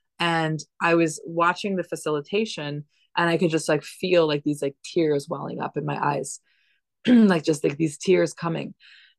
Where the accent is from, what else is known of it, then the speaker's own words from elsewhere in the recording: Dominican Republic; I've been nomadic since I was 3 years old. I grew up in the Dominican Republic. Like I've been to lots of crazy different environments.